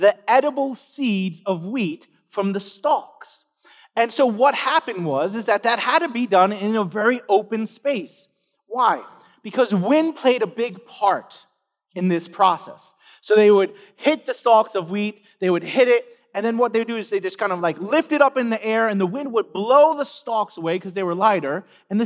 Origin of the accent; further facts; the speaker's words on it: New York City, New York, United States; I grew up in New York City